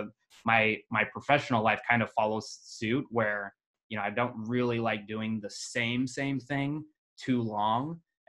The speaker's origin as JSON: {"language": "English", "region": "Kansas", "country": "United States", "tie": "born or raised there", "also_born_or_lived": "Las Vegas, Nevada / Iowa / Arizona / Utah", "said": "Where was I born? I was born in Las Vegas. I was adopted at a very young age, around two, by my own family. So I quickly moved from Las Vegas to Kansas. So I grew up a country boy, basically, in a city."}